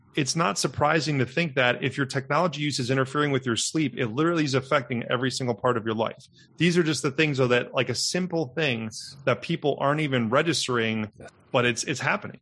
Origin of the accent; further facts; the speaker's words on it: Milwaukee, Wisconsin, United States; I'm a Midwestern boy, was born and raised in Milwaukee